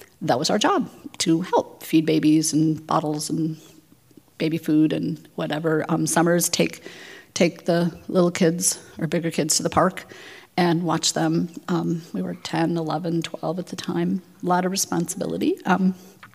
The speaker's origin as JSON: {"language": "English", "area": "Twin Cities", "region": "Minnesota", "country": "United States", "tie": "born or raised there", "also_born_or_lived": "South Africa", "said": "I grew up here in the Twin Cities"}